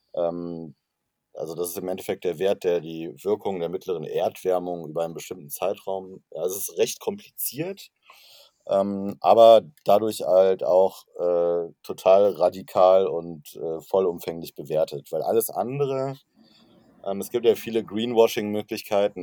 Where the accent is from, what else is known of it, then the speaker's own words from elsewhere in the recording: Cologne, North Rhine-Westphalia, Germany; ich komme aus Köln